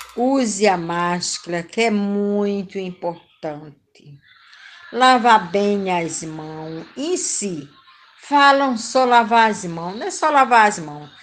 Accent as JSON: {"language": "Portuguese", "region": "Rio de Janeiro", "country": "Brazil", "tie": "born or raised there", "also_born_or_lived": "Rocinha, Rio de Janeiro", "said": "falo do Rio de Janeiro, diretamente da, do Parque da Cidade, Rocinha, da Gávea, mas sou cria de Madureira"}